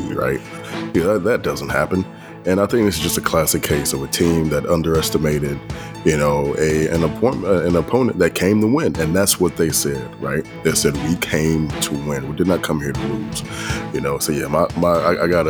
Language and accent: English; Arlington, Texas, United States; also born or lived in Dallas; I was raised in Arlington as well